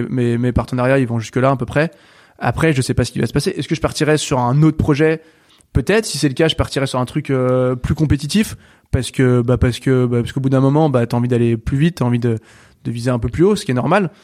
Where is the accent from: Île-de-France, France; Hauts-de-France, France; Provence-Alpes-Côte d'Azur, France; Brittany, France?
Brittany, France; chez moi en Bretagne